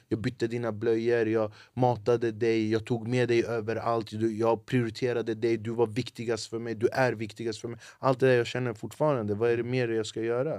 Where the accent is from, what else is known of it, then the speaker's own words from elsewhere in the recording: Flemingsberg, Stockholm County, Sweden; Jag är född och uppvuxen i Flemingsberg